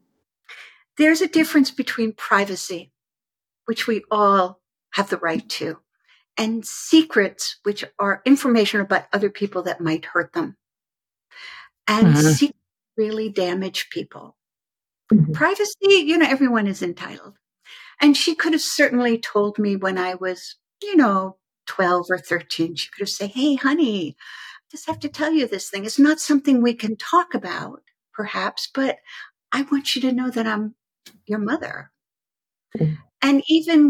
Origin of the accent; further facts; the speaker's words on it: United States; also born or lived in Stockholm, Sweden / Malmö, Sweden; So I was born in Sweden, in Stockholm, Sweden, and then I was placed into a foster home down at the southern tip of Sweden in Malmö. And when I was 3 and a half, so I was there for about 3 years. When I was 3 and a half, an American professor came, a young, beautiful woman, and she adopted me. And we moved to America